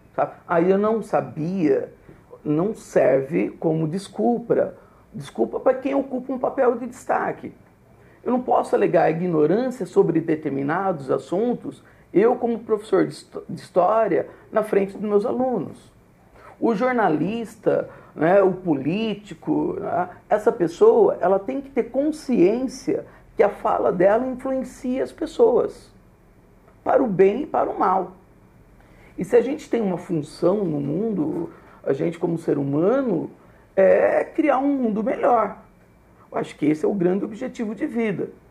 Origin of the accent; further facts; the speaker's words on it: Botucatu, São Paulo, Brazil; sou de Botucatu